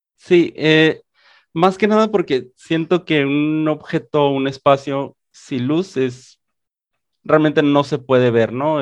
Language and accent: Spanish; Mexicali, Baja California, Mexico; moved away as an adult; originalmente soy de acá, de Mexicali, Baja California